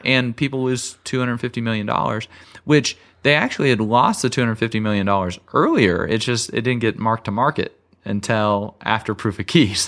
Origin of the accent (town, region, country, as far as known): United States